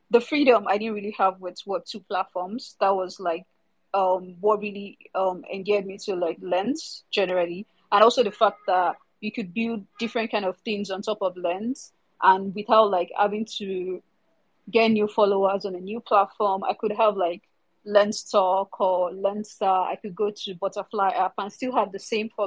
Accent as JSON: {"language": "English", "region": "Lagos", "country": "Nigeria", "said": "I'm from Nigeria, Africa. So yeah, from Lagos, Nigeria, currently. Leaving Lagos, Nigeria as well"}